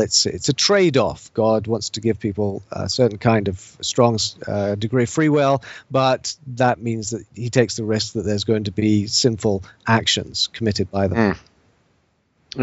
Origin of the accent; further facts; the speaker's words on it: Scotland, United Kingdom; moved away as an adult; also born or lived in England; now in United States; I'm not I'm not Scottish by by birth. My parents are English, even though I lived most of my life in Scotland.